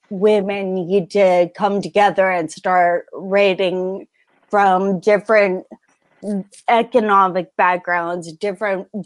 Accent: California, United States; I wasn't born on the West Coast. I was raised in California

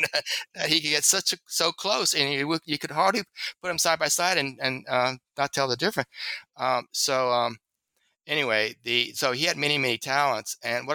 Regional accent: the South, United States; because I'm a Southerner, also maybe I have a prejudice for that accessibility.

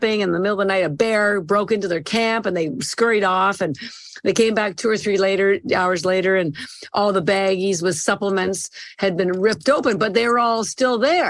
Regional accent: Canada; I'm Canadian by birth

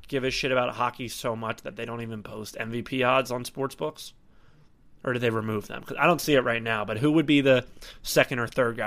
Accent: United States; I'm from America

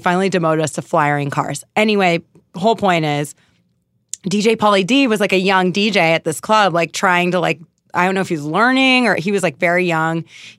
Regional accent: East Coast, United States; I'm from the East Coast and it reminds me of like my friends from college, and it reminds me of my friends from home when everyone's like, this is family.

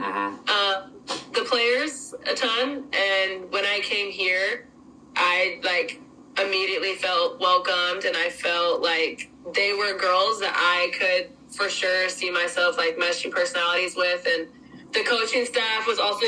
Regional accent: Utah, United States; moved away as an adult; also born or lived in Santa Barbara, California; growing up in Utah, it's definitely a beautiful area

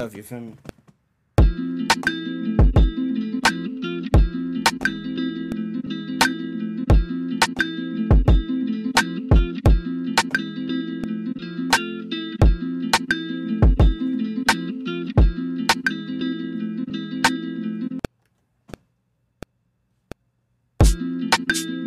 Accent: Los Angeles, California, United States; I'm from Los Angeles

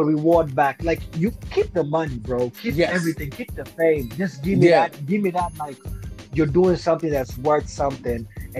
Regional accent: Kenya; moved away as an adult; also born or lived in United States; now in Nairobi, Kenya; Before when we were in Kenya, we conditioned we were kids.

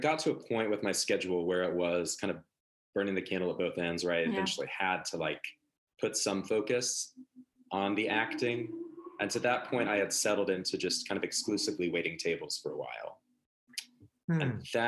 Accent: Oklahoma, United States; moved away as an adult; growing up in Oklahoma, a very Midwestern sense of a work ethic

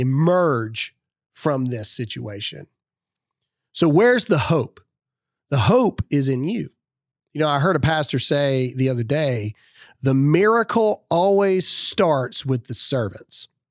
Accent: Mississippi, United States; I'm from Mississippi

